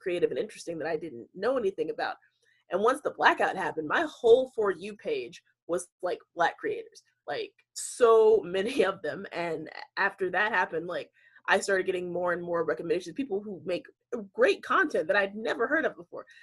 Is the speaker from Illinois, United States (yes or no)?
no; North Carolina, United States; I am from North Carolina, lived there most of my life.